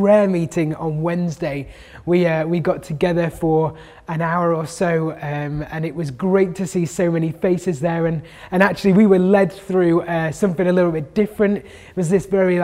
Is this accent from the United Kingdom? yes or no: yes; United Kingdom; as British people